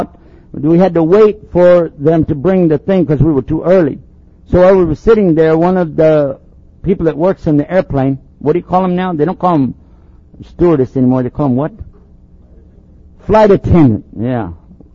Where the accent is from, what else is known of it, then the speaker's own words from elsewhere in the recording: Texas, United States; I'm from Texas